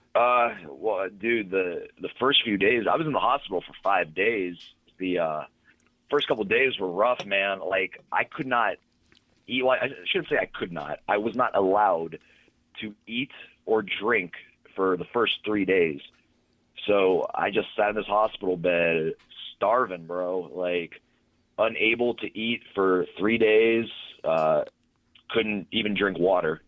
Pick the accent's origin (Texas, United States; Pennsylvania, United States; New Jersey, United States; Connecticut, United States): Pennsylvania, United States; Pittsburgh; right here, Pittsburgh